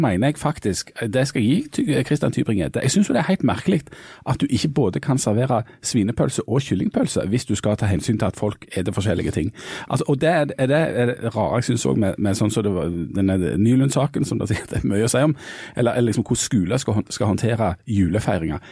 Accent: Bryne, Rogaland, Norway; Bryne var når jeg vokste opp omtalt som mønsterbruket på Jæren

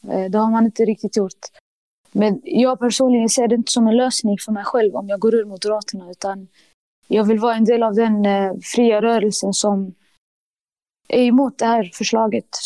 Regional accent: Sweden; jag tänker att det allra viktigaste för mig är liksom eh, som svensk och muslim, det är liksom mitt inre säger att det viktigaste för dig är din tro.

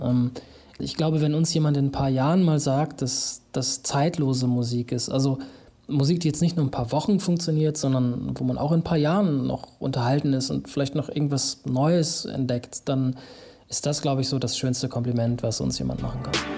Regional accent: Münster, North Rhine-Westphalia, Germany; in der Nähe meiner Heimat Münster

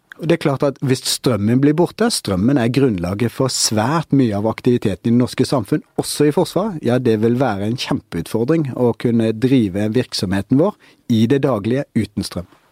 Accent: Norway; vi som nordmenn

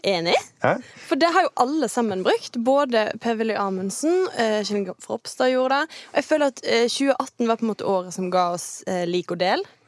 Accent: Kvinnherad, Vestland, Norway; also born or lived in Åkra; now in Bergen, Norway; kommer fra verdens ende i Kvinnherad

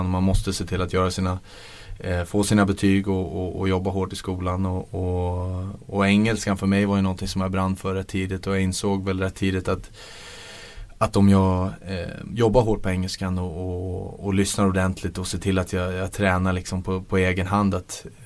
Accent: Bavaria, Germany; jag växte upp i Bayern

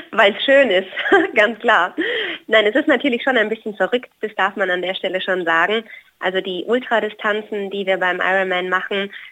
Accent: Hawaii, United States; jetzt da, wo ich herkomme, aus Hawaii, auch unter extremen Witterungsverhältnissen mit sehr warm, sehr heiß und äh, sehr schwül.

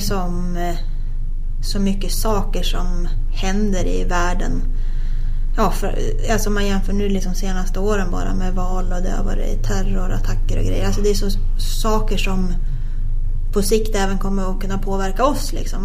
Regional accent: Sveg, Jämtland, Sweden; när man själv växte upp hemma i Sveg

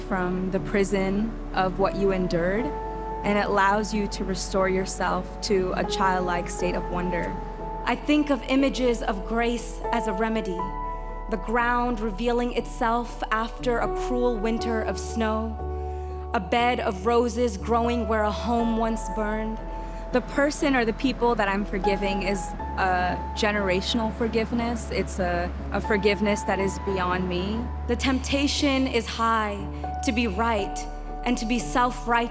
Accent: Long Island, New York, United States; also born or lived in Queens, New York; I was born in Queens to immigrant parents from India. We spent a few years of life there before we moved to Long Island

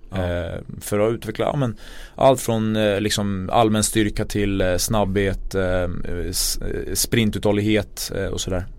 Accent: Sweden; jag är född i Sverige

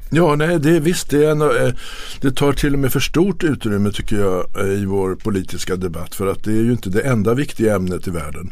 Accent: Sweden; som svensk

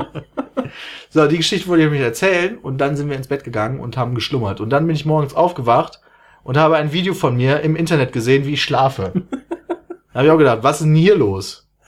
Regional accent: Germany; ich komme aus Deutschland

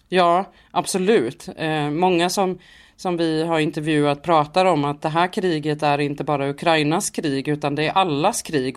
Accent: Sweden; vi är från Sverige och att vi kommer från svensk media

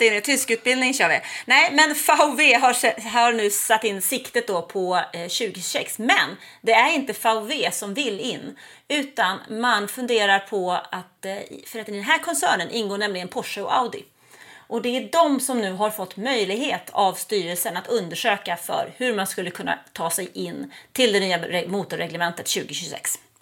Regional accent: Nacka, Stockholm County, Sweden; moved away as an adult; now in Ystad, Sweden; Jag är född och uppvuxen i Nacka utanför Stockholm

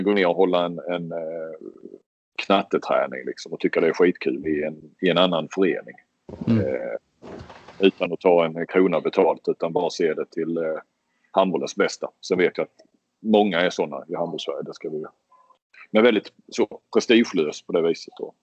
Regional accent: Sweden; som svensk

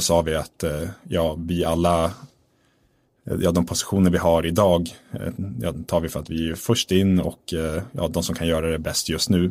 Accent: Östersund, Jämtland, Sweden; jag är född i Östersund mm. uppe i Jämtland

